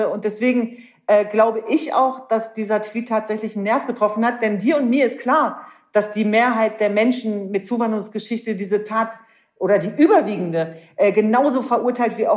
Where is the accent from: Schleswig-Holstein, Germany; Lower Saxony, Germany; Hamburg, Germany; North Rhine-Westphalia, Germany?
Lower Saxony, Germany; Hanover; Ich bin ein echtes Nordlicht. Ja. Ich komme aus Hannover.